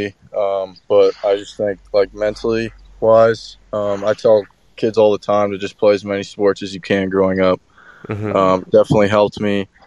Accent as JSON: {"language": "English", "town": "Toronto", "region": "Ontario", "country": "Canada", "tie": "born or raised there", "said": "I grew up in the Toronto area"}